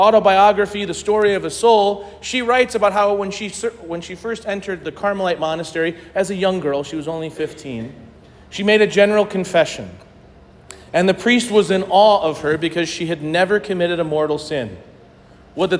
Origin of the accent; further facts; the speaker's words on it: St. Louis, Missouri, United States; I grew up Catholic in St. Louis